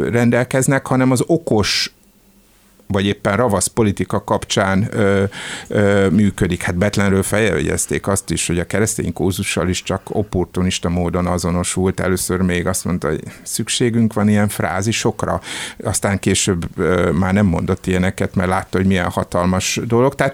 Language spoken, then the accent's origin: Hungarian; Hungary; hogy mi magyarok különbek vagyunk, mint akárki más itt, hogy mi itt magyarok vagyunk az egyetlen képviselői a békének